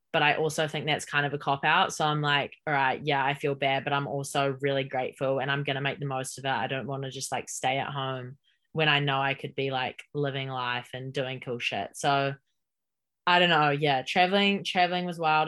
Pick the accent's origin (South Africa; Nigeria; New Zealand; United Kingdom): New Zealand; Hamilton, Waikato; moved away as an adult; also born or lived in Auckland, New Zealand / Texas, United States; I'm born and raised in Hamilton